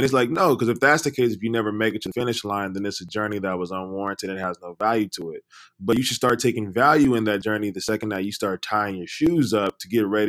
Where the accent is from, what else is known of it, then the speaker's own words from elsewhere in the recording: Los Angeles, California, United States; We're young, Black, like you said in the beginning, from South Central. I'm from Watts.